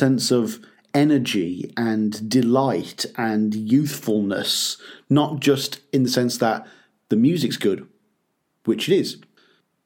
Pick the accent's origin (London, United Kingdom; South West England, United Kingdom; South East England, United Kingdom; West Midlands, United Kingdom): West Midlands, United Kingdom; Birmingham; my hometown of Birmingham here in the UK